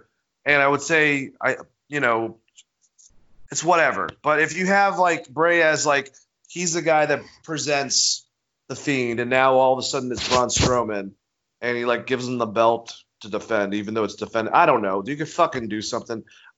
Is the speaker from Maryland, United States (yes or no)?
no; Gainesville, Georgia, United States; I'm Gainesville, Georgia.